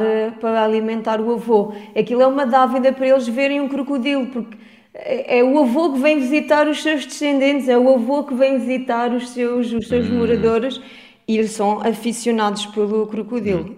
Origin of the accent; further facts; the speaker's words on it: France; moved away; also born or lived in Vieira de Leiria, Portugal; eu, como nasci em França